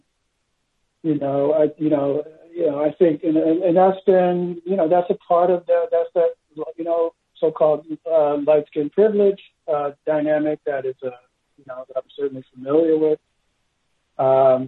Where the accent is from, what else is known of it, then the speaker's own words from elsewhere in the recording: Los Angeles, California, United States; also born or lived in Berkeley, California; now in St. Louis, United States; I grew up in Los Angeles in the 1980s. I was adopted in Berkeley. We moved down to Los Angeles.